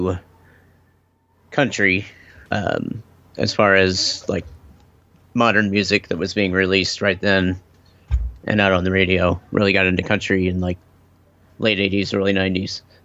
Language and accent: English; Kansas City, Missouri, United States; also born or lived in Chicago, Illinois; I've lived in Kansas City since 87